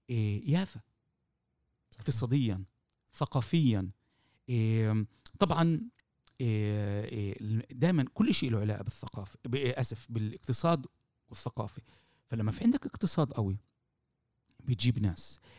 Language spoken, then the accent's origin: Arabic; Palestine; بالظبط بالوضع اللي احنا موجودين فيه كفلسطينية أمام الحركة الصهيونية